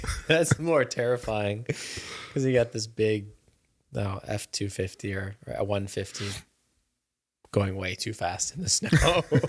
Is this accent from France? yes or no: no; Germany; I grew up in Germany for a while